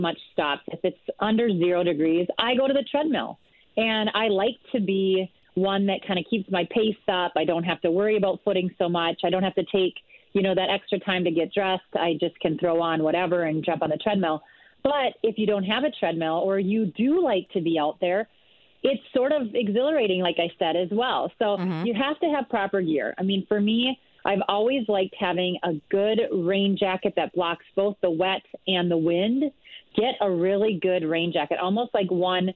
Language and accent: English; rural Minnesota, United States; also born or lived in Villanova, Pennsylvania; I'm from Minnesota here. Grew up in rural Minnesota